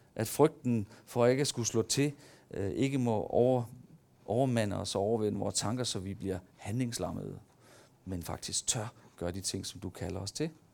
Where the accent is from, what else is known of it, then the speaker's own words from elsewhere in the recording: Denmark; der ligger i os som mennesker, og som danskere